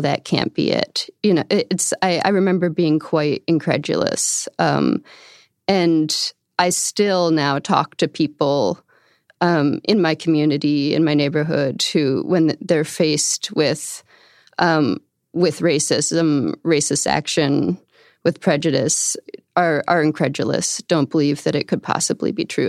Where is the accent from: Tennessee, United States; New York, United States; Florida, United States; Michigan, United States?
New York, United States; outside of Albany, upstate; I grew up in upstate New York, outside of Albany